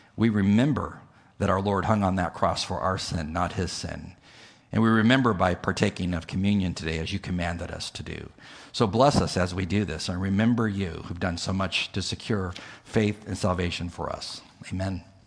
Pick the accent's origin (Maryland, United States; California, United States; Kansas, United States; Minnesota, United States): California, United States; moved away; I'm from California